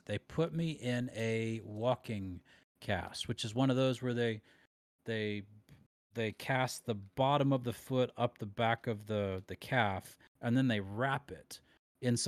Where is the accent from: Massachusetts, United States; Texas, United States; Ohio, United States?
Ohio, United States; Loudonville; also born or lived in Shelby, Ohio; We moved right after that to Loudonville, Ohio